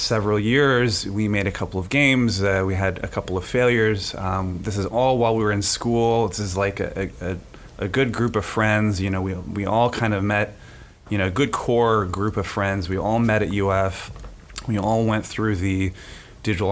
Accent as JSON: {"language": "English", "town": "Gainesville", "region": "Florida", "country": "United States", "tie": "born or raised there", "also_born_or_lived": "New York", "said": "I grew up in Gainesville"}